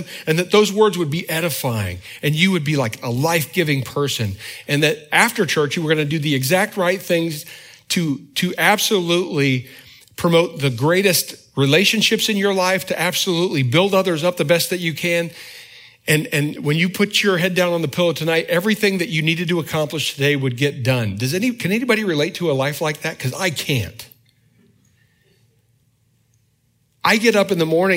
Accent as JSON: {"language": "English", "region": "the North", "country": "United States", "moved": "yes", "said": "I'm from the North"}